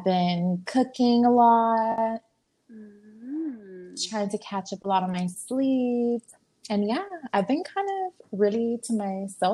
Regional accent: Houston, Texas, United States; born and raised in Houston

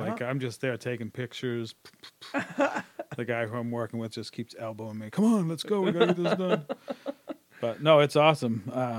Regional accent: England, United Kingdom; born there; I was born in England.

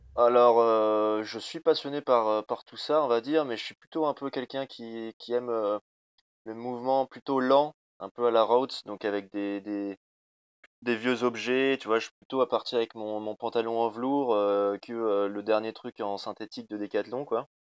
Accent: Rambouillet, Île-de-France, France; moved away; also born or lived in Haute-Savoie; je suis parisien de base

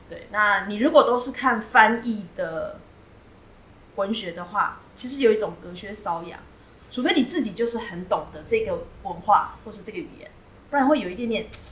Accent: Taiwan; 我从台湾来，那我自己有一个小小的图书馆，我在收藏各地的绘本

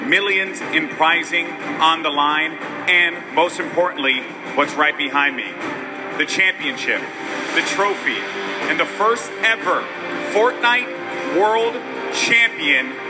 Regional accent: New York City, New York, United States; New York City. This is my hometown

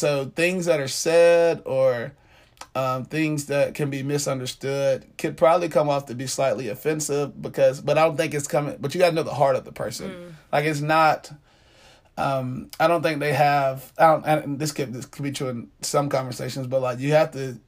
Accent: Atlanta, Georgia, United States; I grew up in South Atlanta

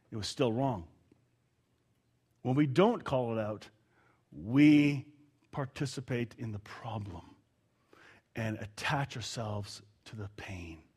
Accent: Canada; I'm Canadian. I took offense.

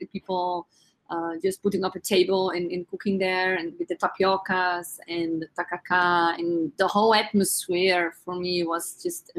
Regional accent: Netherlands; now in Brazil; I'm from the Netherlands

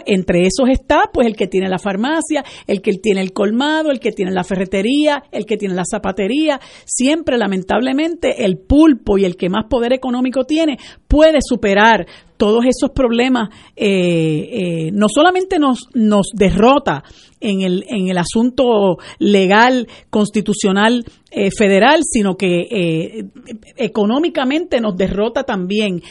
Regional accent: Puerto Rico; nosotros somos una colonia de los Estados Unidos

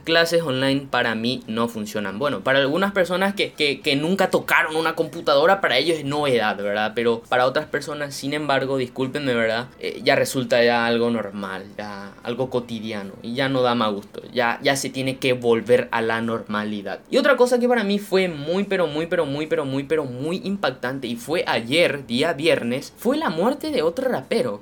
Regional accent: Paraguay; yo soy un paraguayo, orgullosamente de sangre guaraní, acá en el corazón de América Latina. En mi país

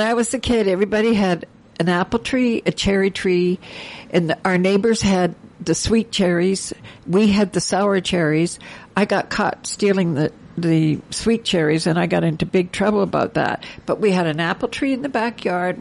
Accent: Ontario, Canada; moved away; I grew up in back in Ontario

